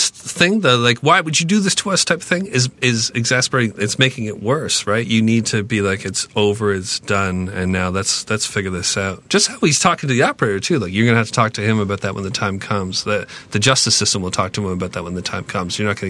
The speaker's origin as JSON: {"language": "English", "region": "Ontario", "country": "Canada", "said": "I'm from Ontario."}